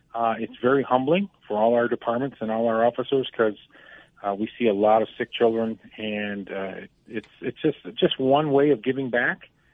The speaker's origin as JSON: {"language": "English", "town": "Buffalo", "region": "New York", "country": "United States", "tie": "born or raised there", "moved": "as an adult", "lives_now": "Colorado, United States", "said": "my hometown of Buffalo, New York"}